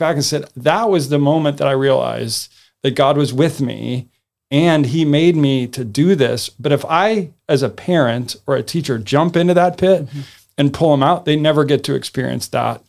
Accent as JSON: {"language": "English", "region": "the North", "country": "United States", "said": "I've heard it because I'm from the North, and there were snowplow parents."}